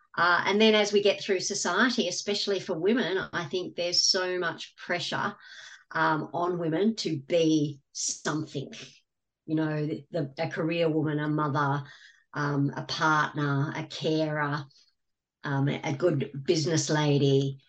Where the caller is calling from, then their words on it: Gold Coast, Queensland, Australia; From the Gold Coast in Australia.